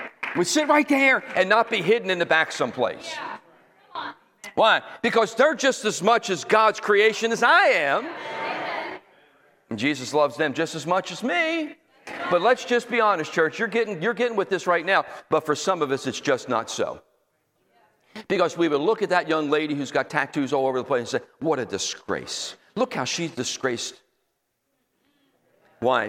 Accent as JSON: {"language": "English", "region": "Northeast", "country": "United States", "also_born_or_lived": "Florida", "moved": "as an adult", "said": "I come from the Northeast uptight"}